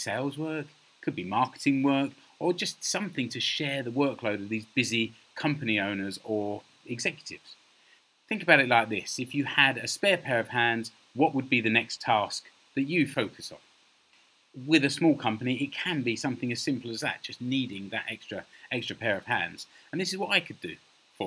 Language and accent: English; London, United Kingdom; now in Finland; I'm a Brit from London, living here in Finland.